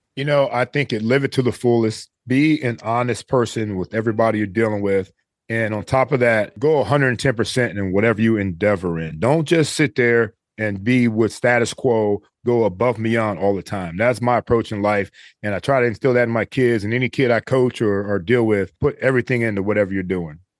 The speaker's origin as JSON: {"language": "English", "town": "Cleveland", "region": "Ohio", "country": "United States", "tie": "born or raised there", "moved": "yes", "said": "I grew up in Cleveland, Ohio"}